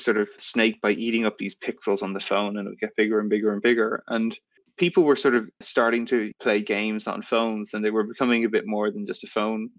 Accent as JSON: {"language": "English", "country": "Ireland", "tie": "born or raised there", "also_born_or_lived": "San Francisco, United States", "moved": "as an adult", "said": "I grew up in Ireland and I got a student visa to come and work in the US"}